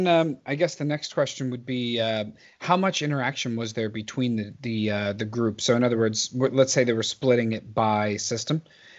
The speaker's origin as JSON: {"language": "English", "region": "New York", "country": "United States", "tie": "born or raised there", "said": "I'm a New Yorker, so you know I grew up there."}